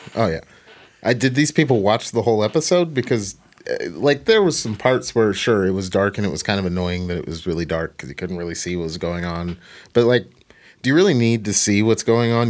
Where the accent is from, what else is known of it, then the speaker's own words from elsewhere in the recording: Portland, Oregon, United States; I'm from Portland